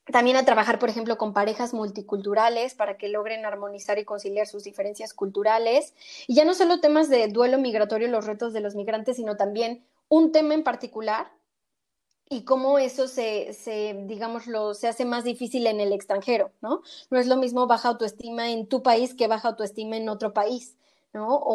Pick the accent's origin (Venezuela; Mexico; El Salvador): Mexico; moved away as an adult; also born or lived in Argentina; now in Spain; soy orgullosamente mexicana igual que tú, inmigrante también, eh, yo vivo en España